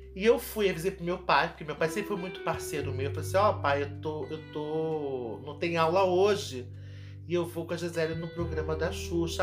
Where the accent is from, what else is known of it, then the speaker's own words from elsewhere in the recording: Rio de Janeiro, Brazil; Eu sou daqui do Rio de Janeiro